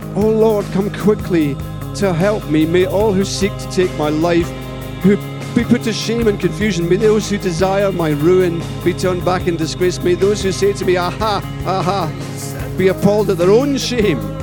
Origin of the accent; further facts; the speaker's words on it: Paisley, Scotland, United Kingdom; I was from Paisley in Scotland